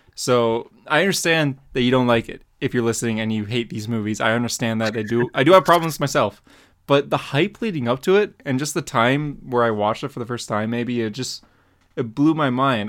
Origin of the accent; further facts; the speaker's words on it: Canada; I'm Canadian